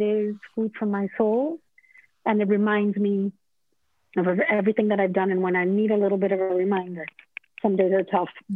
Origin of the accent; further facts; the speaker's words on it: Mexico; moved away as an adult; now in United States; when I came over from Mexico